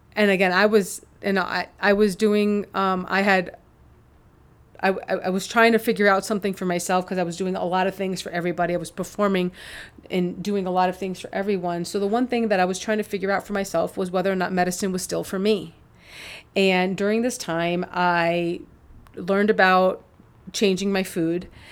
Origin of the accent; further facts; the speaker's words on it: New York, United States; moved away as an adult; also born or lived in Chicago; I'm from New York and I was in Chicago